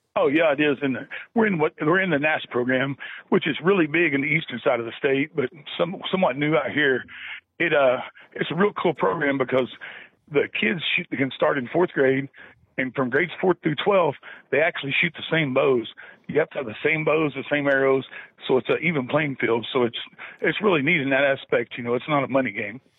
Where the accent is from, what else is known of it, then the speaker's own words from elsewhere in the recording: Mountain View, Oklahoma, United States; now in Clinton, United States; I'm originally from Mountain View, grew up in Southwest Oklahoma